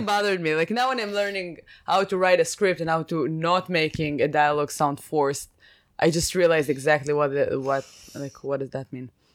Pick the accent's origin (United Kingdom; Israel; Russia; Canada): Israel; I'm from Israel